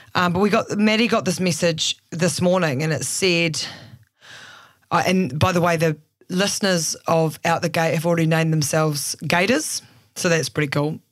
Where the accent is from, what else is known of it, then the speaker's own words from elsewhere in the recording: Christchurch, Canterbury, New Zealand; also born or lived in Auckland; now in Christchurch, New Zealand; I grew up in Christchurch, moved to Auckland once I finished journalism at the University of Canterbury.